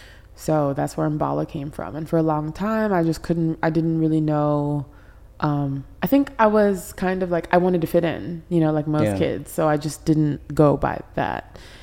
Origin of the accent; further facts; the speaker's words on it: Paris, Île-de-France, France; born there; So I was born in Paris, France.